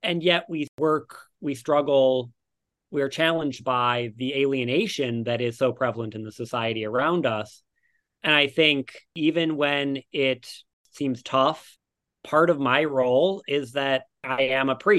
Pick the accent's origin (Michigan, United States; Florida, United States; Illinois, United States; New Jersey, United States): Michigan, United States; Detroit; now in Brooklyn, New York, United States; I grew up in Detroit